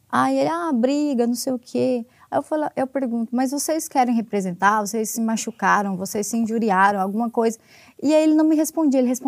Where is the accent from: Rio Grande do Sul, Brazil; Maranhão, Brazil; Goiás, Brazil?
Goiás, Brazil; moved away as an adult; also born or lived in Distrito Federal; now in Brasília, Brazil; Eu sou de Goiás